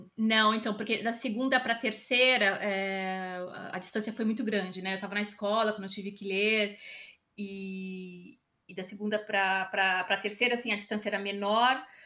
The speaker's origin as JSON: {"language": "Portuguese", "region": "São Paulo", "country": "Brazil", "moved": "yes", "lives_now": "Lisbon, Portugal", "said": "eu sou de São Paulo"}